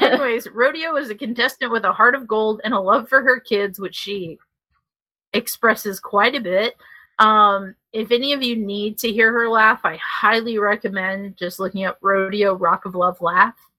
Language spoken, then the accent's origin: English; Chicago, Illinois, United States; moved away; also born or lived in Tennessee; me actually being from Chicago